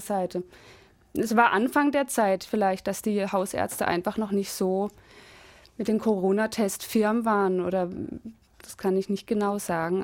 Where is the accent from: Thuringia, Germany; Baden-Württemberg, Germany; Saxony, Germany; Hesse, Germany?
Baden-Württemberg, Germany; Freiburg area; moved away; wo ich herkomme. Freiburger Gegend.